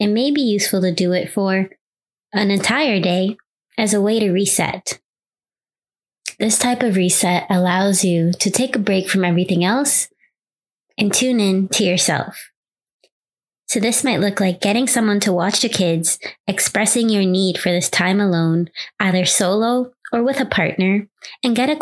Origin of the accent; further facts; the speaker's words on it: New York City, New York, United States; growing up in New York City, being on public transportation with no cell phone